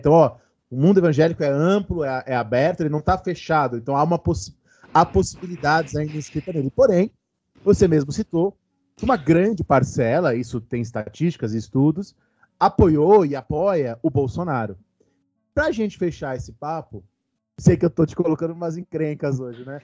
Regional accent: São Paulo, Brazil; no meu caso eu cresci indo na missa do, do, do Padre Marcelo, né? Eu sou de Santo Amaro, eu morava perto de onde o padre Marcelo fazia as missas

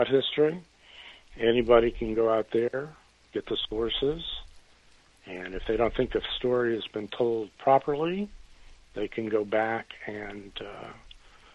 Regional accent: El Paso, Texas, United States; moved away; also born or lived in Raceland, Louisiana / South Carolina; I grew up in El Paso

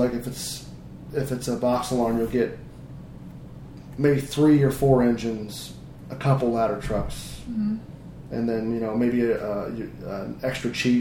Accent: Indiana, United States; I was from Indiana, right? So I was in the middle of the farm fields

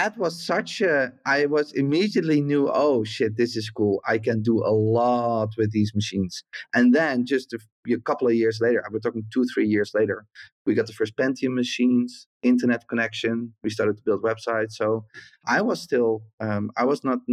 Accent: Netherlands; also born or lived in south of the Netherlands / Flevoland; I grew up in the south of the Netherlands, and then we moved to the middle of the Netherlands to Flevoland

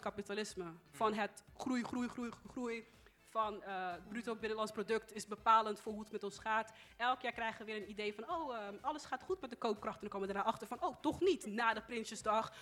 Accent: Netherlands; Ik ben geboren in Nederland

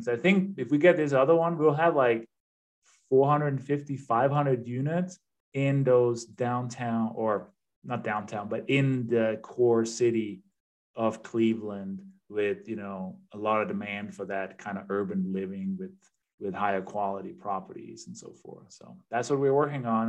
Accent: Denmark; English is a second language; moved away as an adult; now in United States; I'm originally from Denmark, uh, hence the accent and the name. But I've been living in the U.S. for 25, I think, coming up on 26 years now, so more than half my life.

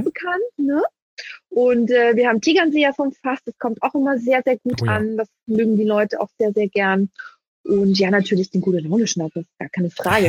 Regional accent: Vienna, Austria; moved away; meine Mutter ist Wienerin, mein Papa ist Wiener, ich bin in Wien geboren

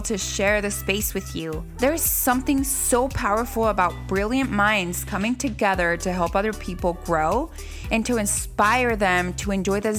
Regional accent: Mexico; also born or lived in California; now in Utah, United States; I was born in Mexico. My mom's Spanish.

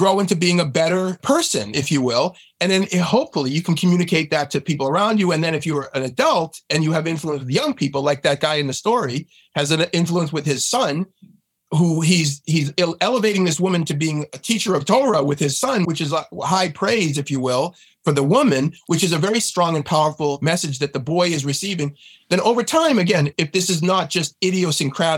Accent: just north of Boston, Massachusetts, United States; I was born in Boston. I grew up just north of Boston

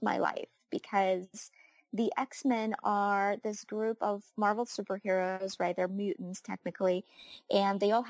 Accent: Ukraine; moved away; I was born and raised in Ukraine

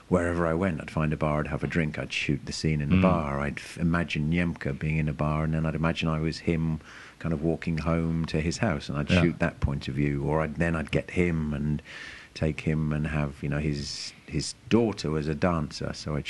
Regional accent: London, United Kingdom; explained that I was a filmmaker from London and I wanted to make a film about him.

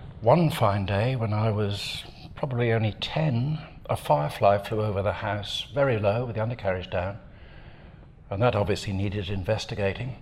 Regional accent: Devon, South West England, United Kingdom; moved away as an adult; now in New Zealand; I come from Devon in southwest England, so most of my time has been spent there

